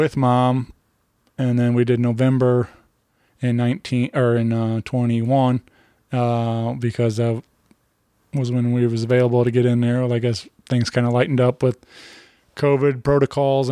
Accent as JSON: {"language": "English", "town": "Wentzville", "region": "Missouri", "country": "United States", "tie": "born or raised there", "said": "I grew up out in Wentzville"}